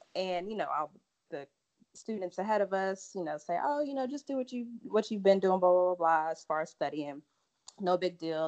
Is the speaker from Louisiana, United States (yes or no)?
yes; Lake Charles, Louisiana, United States; moved away as an adult; also born or lived in Galveston, Texas / Memphis, Tennessee; now in Dallas, United States; I'm from Lake Charles, and Lake Charles, for anybody that's kind of familiar with Louisiana, is literally like 30 minutes from the border of Texas